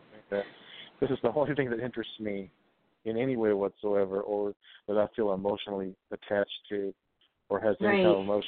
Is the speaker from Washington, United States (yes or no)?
no; Kennett, Missouri, United States; I'm originally from Kennett, Missouri